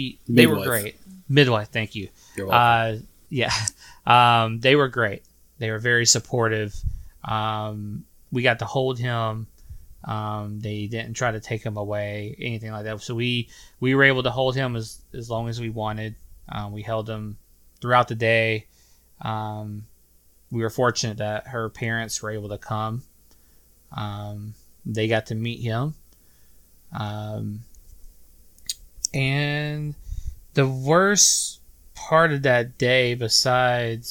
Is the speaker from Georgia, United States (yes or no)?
yes; Sylvania, Georgia, United States; moved away; my hometown of Sylvania, Georgia